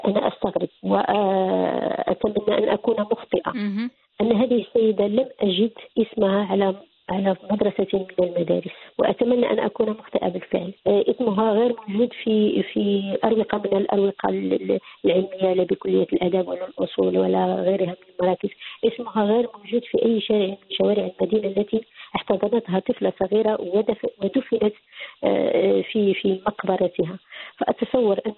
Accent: Tetouan, Tanger-Tetouan-Al Hoceima, Morocco; وأنا بنت مدينة تطوان

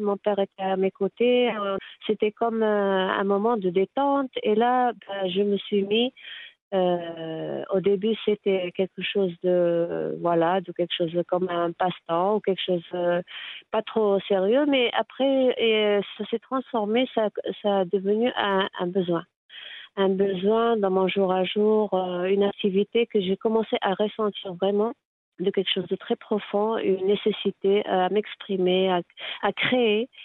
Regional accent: Tétouan, Tanger-Tetouan-Al Hoceima, Morocco; Je suis née à Tétouan

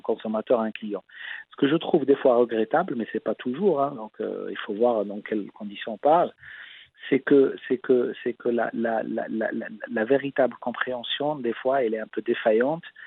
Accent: Casablanca, Casablanca-Settat, Morocco; j'ai grandi à Casablanca

